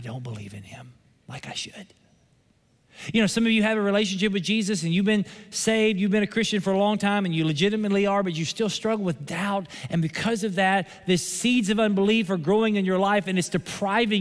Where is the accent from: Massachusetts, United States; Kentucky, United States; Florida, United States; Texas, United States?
Kentucky, United States; Somerset; My hometown is Somerset, Kentucky